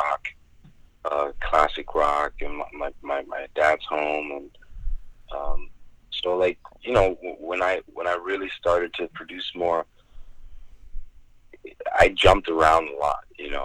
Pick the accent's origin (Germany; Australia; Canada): Germany; moved away as an adult; now in United States; I lived there for 19 years.